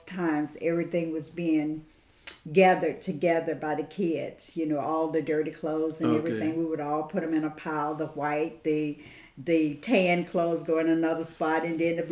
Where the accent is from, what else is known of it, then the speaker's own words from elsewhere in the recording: Caseyville, Mississippi, United States; I was born and raised in a little community that's called Caseyville, Mississippi